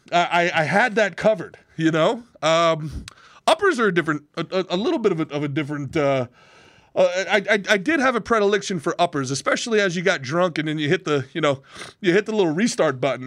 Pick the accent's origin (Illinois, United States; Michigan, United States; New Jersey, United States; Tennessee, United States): New Jersey, United States; Old Bridge; also born or lived in Brooklyn, New York; my family moved out of Brooklyn when I was young, like everybody else, and we, and I grew up in a town called Old Bridge, New Jersey